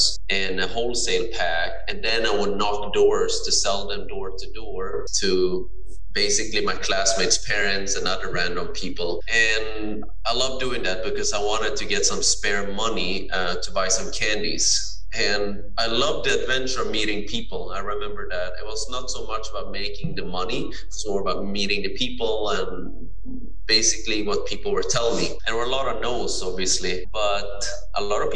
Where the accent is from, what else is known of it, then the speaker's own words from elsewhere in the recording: Sweden; I'm born and raised in Sweden